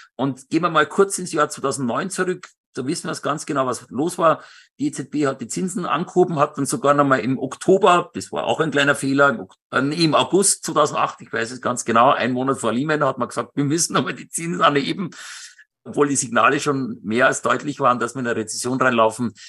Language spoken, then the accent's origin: German; Benediktbeuern, Bavaria, Germany; moved away; also born or lived in Starnberg / Munich area; meine zweite Heimat und ich bin da aufgewachsen und ich liebe Benedikt Beuern